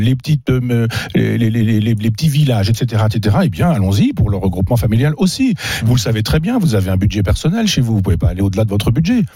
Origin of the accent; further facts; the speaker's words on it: Chambois, Normandy, France; moved away; Chambois, mon village natal